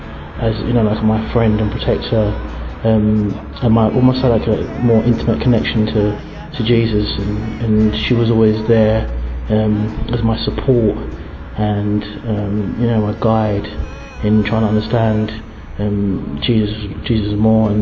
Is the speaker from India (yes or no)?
no; St. Lucia; I'm from the Caribbean, St. Lucia specifically. I'm 30 years old